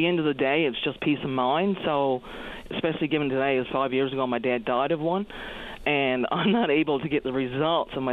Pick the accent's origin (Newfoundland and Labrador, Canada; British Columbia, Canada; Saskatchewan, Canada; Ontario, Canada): Newfoundland and Labrador, Canada; Marystown; I'm from the Marystown area